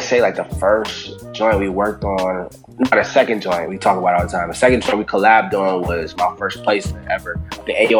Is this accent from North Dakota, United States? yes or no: no; Buffalo, New York, United States; Buffalo is, that's home. I love it there.